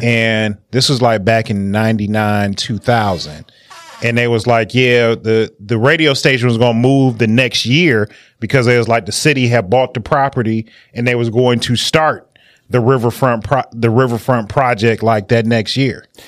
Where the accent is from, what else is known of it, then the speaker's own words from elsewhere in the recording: Detroit, Michigan, United States; growing up in Detroit